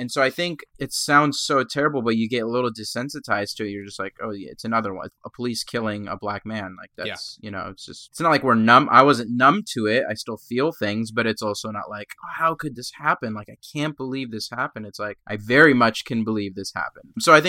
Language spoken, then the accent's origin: English; Egypt; born there; moved away; I'm a person of color. I was an immigrant. I was born in Egypt, but I'm not black.